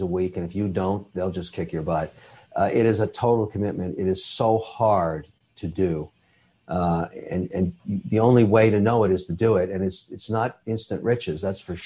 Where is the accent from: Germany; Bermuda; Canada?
Canada; I'm a Canadian citizen. I'm also Irish